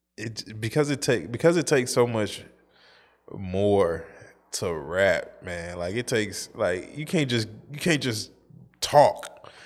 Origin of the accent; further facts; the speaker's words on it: St. Louis, Missouri, United States; I'm from Saint Louis, but it's the Midwest